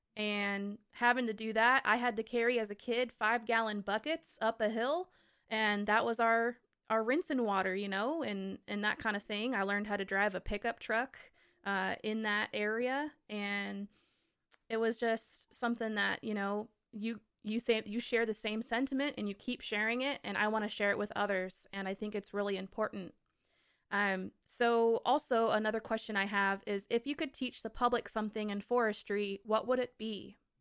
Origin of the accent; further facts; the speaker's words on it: Olympic Mountains, Washington, United States; I grew up in the Olympic Mountains next to the Cascades